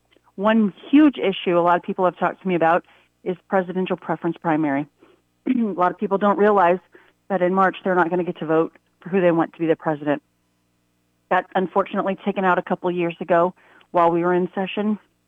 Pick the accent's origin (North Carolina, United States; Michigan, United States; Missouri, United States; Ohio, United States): Missouri, United States; we're from Missouri and we want our Missourians to have first choice